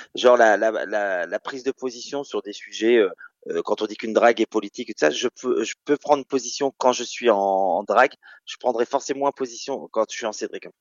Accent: Caen, Normandy, France; moved away as an adult; also born or lived in Rouen / Paris region; now in Nice, France; Je suis né à Caen en 78

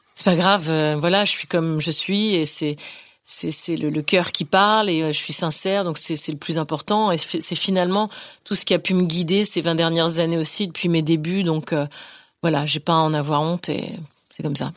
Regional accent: northern Finistère, Brittany, France; moved away; je, puise là-bas, dans le Finistère Nord

